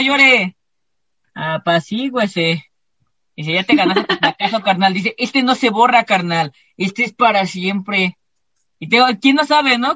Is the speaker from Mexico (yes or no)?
yes; Mexico; todos nosotros somos como bien estigmatizados, como los mexicanos